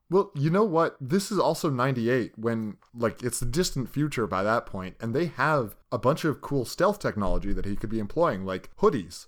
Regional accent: Canada; We're goddamn Canadian.

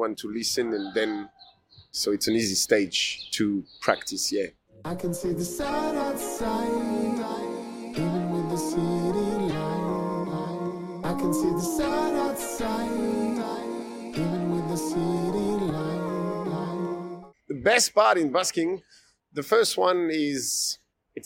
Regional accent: Paris, Île-de-France, France; moved away as an adult; also born or lived in Melbourne, Australia; now in Australia; I come from France. I come from Paris.

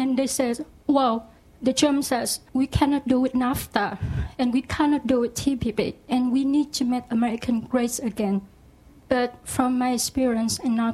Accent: Ho Chi Minh City, Vietnam; English is a second language; moved away as an adult; now in United States; I'm originally from Vietnam. I grew up in Ho Chi Minh City

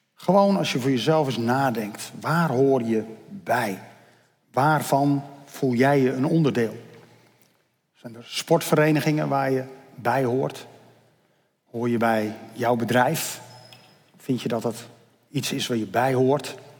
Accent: Netherlands; ik ben Nederlander omdat ik hier toevallig geboren ben

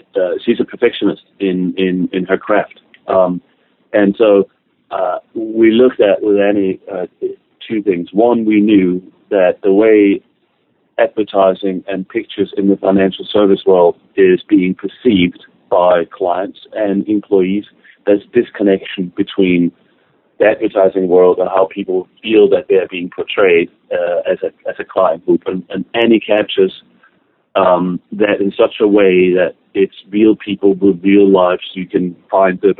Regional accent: Denmark; moved away; I'm originally from Denmark

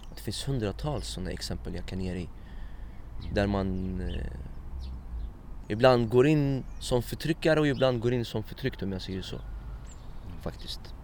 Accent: Stockholm, Stockholm County, Sweden; also born or lived in Iraq / Egypt / Morocco; min uppväxt i Husby här

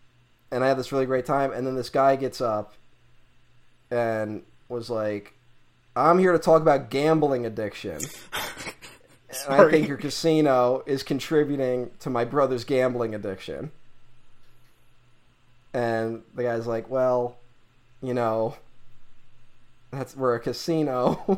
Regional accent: New York, United States; I'm fascinated with the history of my home state.

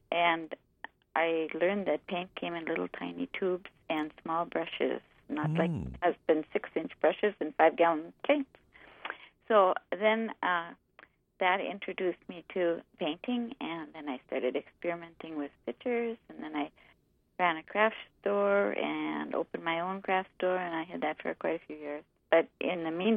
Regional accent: Goodrich, Minnesota, United States; also born or lived in Thief River Falls, Minnesota; I was born in Thief River. I was raised in Goodrich

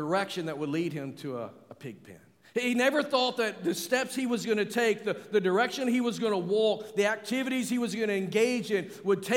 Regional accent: Arkansas, United States; I'm from Arkansas, where we celebrate the Razorback

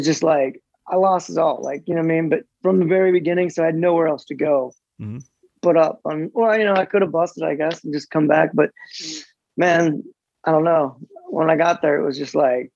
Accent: Ohio, United States; moved away as an adult; also born or lived in San Diego; growing up in Ohio

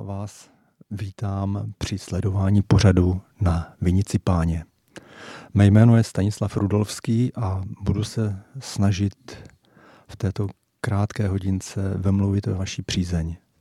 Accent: Jaroměř, Hradec Králové Region, Czechia; moved away; oba pocházíme z Jaroměře

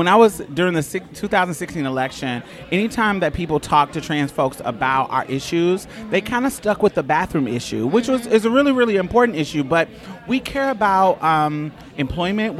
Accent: Houston, Texas, United States; I'm from Houston

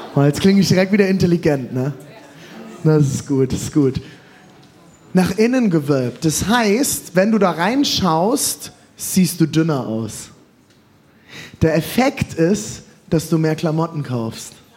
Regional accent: Germany; als Deutscher

